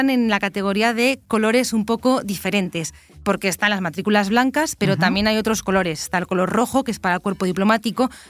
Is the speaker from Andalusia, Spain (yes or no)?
no; Zaragoza, Aragon, Spain; yo, por ejemplo, que no soy de Madrid, soy de Zaragoza